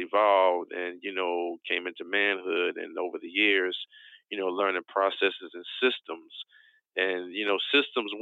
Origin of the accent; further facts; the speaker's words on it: Philadelphia, Pennsylvania, United States; I'm originally from West Oak Lane in the city of Philadelphia, Pennsylvania